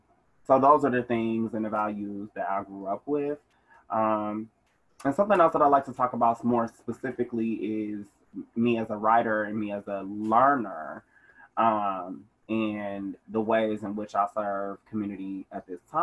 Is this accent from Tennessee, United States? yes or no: no; Milwaukee, Wisconsin, United States; Yeah, I'm from Milwaukee. I've been a resident of Summer Park for 15-ish years.